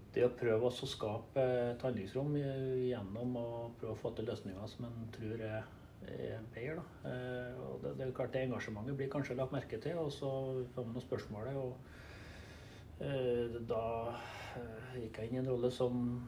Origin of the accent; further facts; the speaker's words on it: Trøndelag, Norway; jeg er trønder, eh, bosatt på Levanger. Jeg har bodd i Trøndelag det meste av mitt liv.